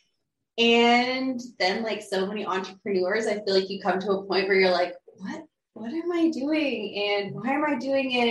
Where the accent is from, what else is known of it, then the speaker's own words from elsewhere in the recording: Alaska, United States; moved away as an adult; also born or lived in Hawaii; I grew up in Alaska. So, 19 years there I spent, growing up there